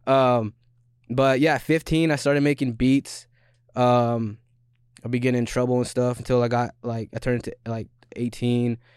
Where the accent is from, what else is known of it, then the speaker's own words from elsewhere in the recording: Skagit County, Washington, United States; I'm not from Seattle. I'm from Skagit County